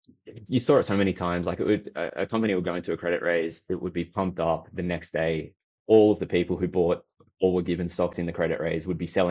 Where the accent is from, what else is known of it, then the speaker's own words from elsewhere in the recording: Australia; I'm Aussie